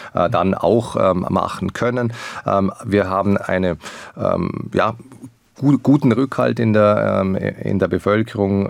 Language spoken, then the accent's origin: German; Liechtenstein; als Liechtensteiner